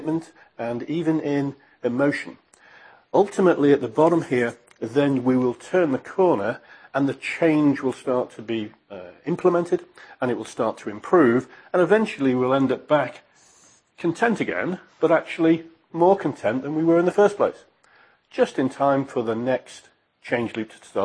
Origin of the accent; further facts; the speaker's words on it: United Kingdom; As a British guy